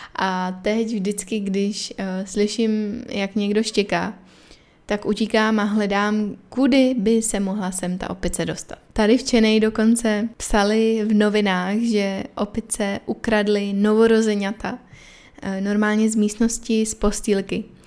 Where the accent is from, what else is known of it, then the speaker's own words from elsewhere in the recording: Czechia; moved away as an adult; now in Chennai, India; jsem jako z Česka